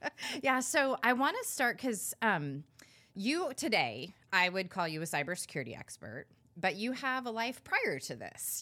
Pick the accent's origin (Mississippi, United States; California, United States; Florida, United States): California, United States; I'm from California